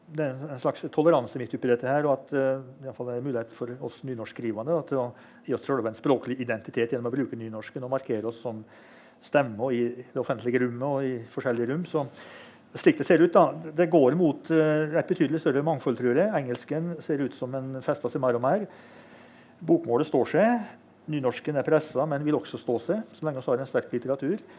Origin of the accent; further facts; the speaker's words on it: Innlandet, Norway; Innlandet, som der jeg kommer fra